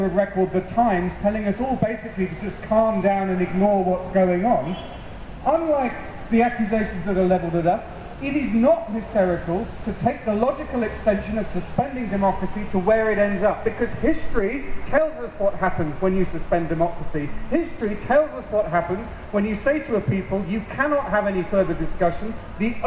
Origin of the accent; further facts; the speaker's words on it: United Kingdom; proud to say we're British